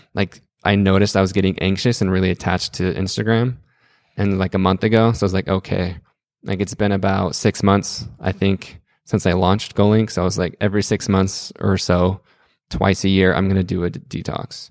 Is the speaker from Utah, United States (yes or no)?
yes; Salt Lake City, Utah, United States; moved away as an adult; now in Greenville, United States; growing up in Salt Lake City my whole life